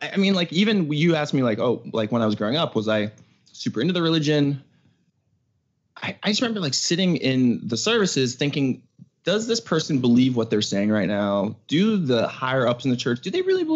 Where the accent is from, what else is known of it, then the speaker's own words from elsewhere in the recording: Pittsburgh, Pennsylvania, United States; moved away as an adult; also born or lived in New York City; now in California, United States; I was moving from Pittsburgh. That's where I grew up